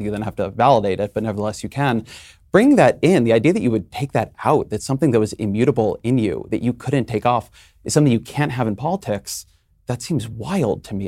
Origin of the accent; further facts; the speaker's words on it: California, United States; where I'm from, I'm a Californian